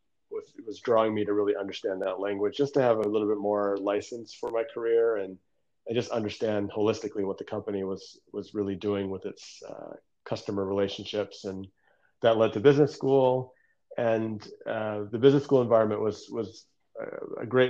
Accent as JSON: {"language": "English", "town": "Detroit", "region": "Michigan", "country": "United States", "tie": "born or raised there", "also_born_or_lived": "Newburgh, New York", "moved": "yes", "lives_now": "Redondo Beach, United States", "said": "spent most of my childhood in the Downriver Detroit area in the heart of big auto country."}